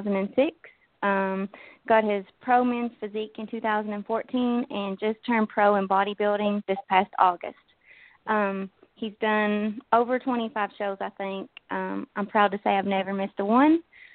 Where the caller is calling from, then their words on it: Kentucky, United States; I'm calling from Kentucky.